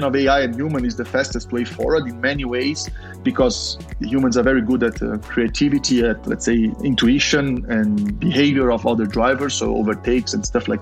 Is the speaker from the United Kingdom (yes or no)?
no; Brazil; I was born in Brazil